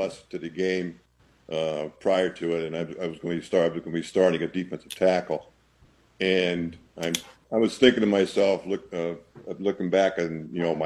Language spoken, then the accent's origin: English; Pennsylvania, United States; as a young kid growing up in Pennsylvania